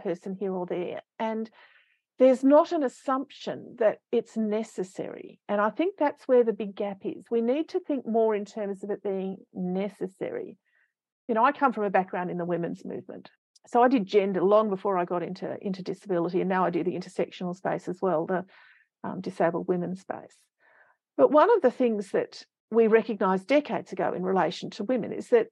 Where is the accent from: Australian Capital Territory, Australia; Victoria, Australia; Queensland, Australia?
Australian Capital Territory, Australia; Canberra; I grew up in the suburb of Ainslie in Canberra on Ngunnawal country